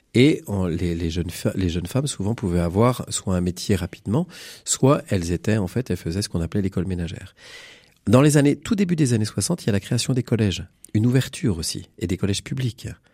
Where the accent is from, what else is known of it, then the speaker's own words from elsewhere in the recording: Bécon-les-Granits, Pays de la Loire, France; moi je suis d'un milieu rural, je suis originaire d'un petit village de Bécon-les-Granits.